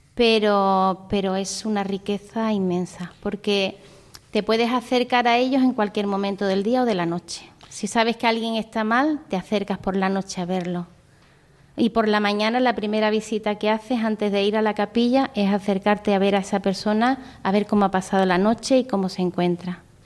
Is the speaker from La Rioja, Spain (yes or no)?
no; Vélez-Málaga, Andalusia, Spain; moved away as an adult; also born or lived in Indonesia; soy de Vélez Málaga, de la provincia de Málaga